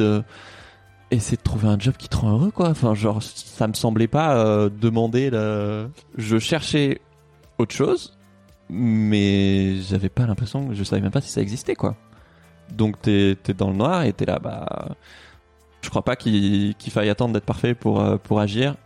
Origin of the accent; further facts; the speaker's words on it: Toulouse, Occitania, France; now in Paris, France; moi j'ai grandi à Toulouse